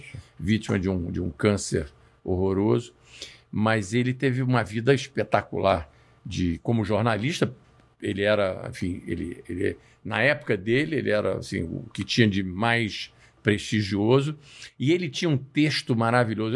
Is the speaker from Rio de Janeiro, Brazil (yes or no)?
yes; Rio de Janeiro, Brazil; eu sou nascido e criado no Rio de Janeiro da vida inteira